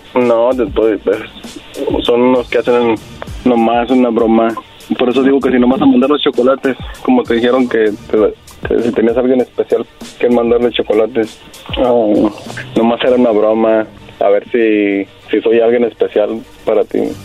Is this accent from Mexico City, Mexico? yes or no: no; Torreón, Coahuila, Mexico; yo soy de Torreón